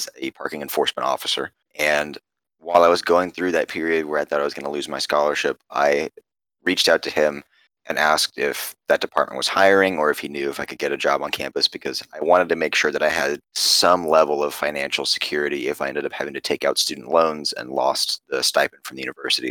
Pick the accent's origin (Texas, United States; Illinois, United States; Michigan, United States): Texas, United States; Carrollton; I am born and raised in the area. I grew up over in Carrollton, and I came to UTD